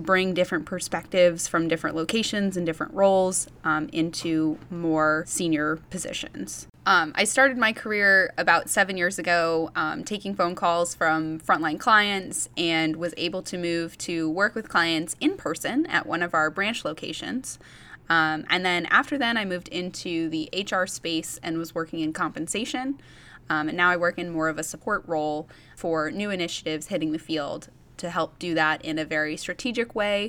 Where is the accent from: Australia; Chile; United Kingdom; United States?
United States; New England; I am from the New England area.